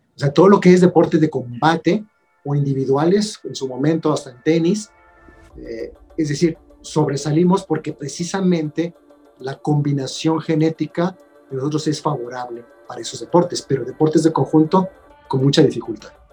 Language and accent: Spanish; Mexico; somos expertos los mexicanos